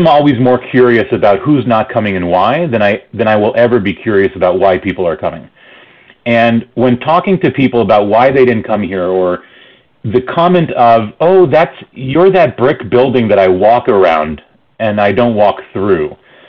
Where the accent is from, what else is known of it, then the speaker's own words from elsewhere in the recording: Argentina; also born or lived in Toronto, Canada / New York, United States; now in Calgary, Canada; So I remember growing up in Argentina